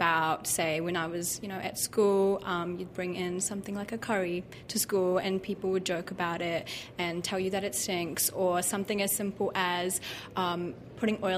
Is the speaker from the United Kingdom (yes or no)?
no; Wellington, New Zealand; also born or lived in Auckland; we moved to Wellington when I was only a year old. So I've lived in Wellington my whole life.